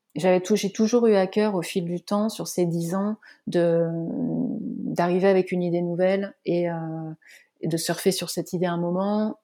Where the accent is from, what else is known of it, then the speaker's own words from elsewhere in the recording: Vendée, Pays de la Loire, France; also born or lived in north of France; now in Nantes, France; Je suis vendéenne